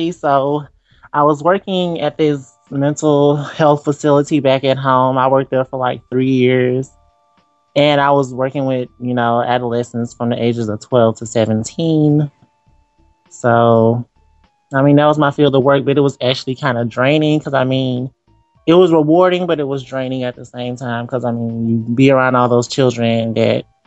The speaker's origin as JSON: {"language": "English", "town": "Simsboro", "region": "Louisiana", "country": "United States", "tie": "born or raised there", "said": "I am from the small country town of Simsboro, Louisiana."}